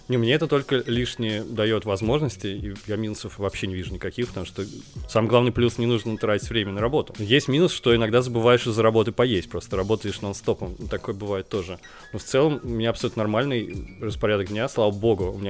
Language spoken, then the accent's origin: Russian; Nizhny Novgorod, Nizhny Novgorod Oblast, Russia; Да, я из Нижнего Новгорода.